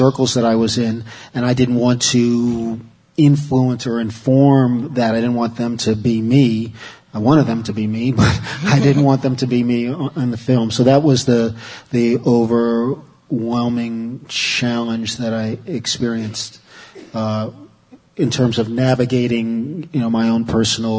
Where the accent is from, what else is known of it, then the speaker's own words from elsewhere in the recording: United States; I'm an American. I'm a black American.